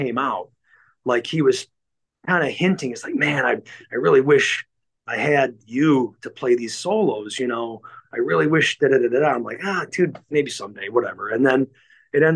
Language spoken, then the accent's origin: English; Cleveland, Ohio, United States; I'm from Cleveland